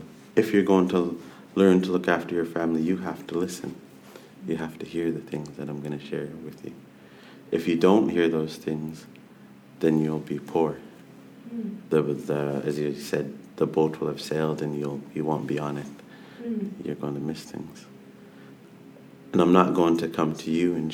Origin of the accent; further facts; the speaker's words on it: Nanaimo, British Columbia, Canada; I'm from Snanemo